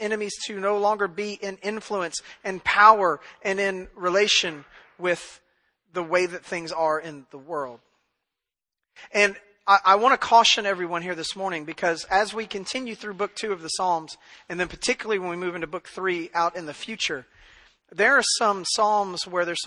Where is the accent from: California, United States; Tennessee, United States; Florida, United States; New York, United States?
Tennessee, United States; Memphis; now in East Texas, United States; I grew up in Memphis